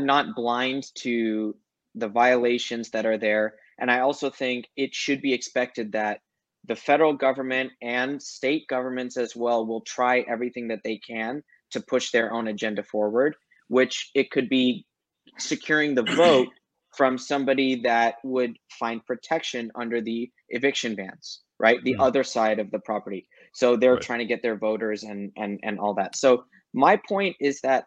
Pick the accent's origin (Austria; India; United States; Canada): United States; as an American in the United States